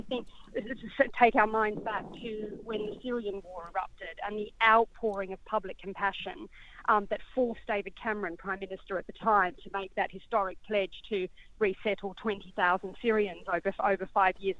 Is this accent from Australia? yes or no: yes; Australia; I am an Australian um, by by nationality